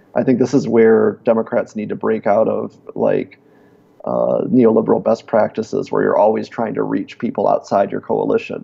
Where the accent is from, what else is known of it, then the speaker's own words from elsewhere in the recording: Davison, Michigan, United States; accent: Michigan accent; moved away; I was from outside of Flint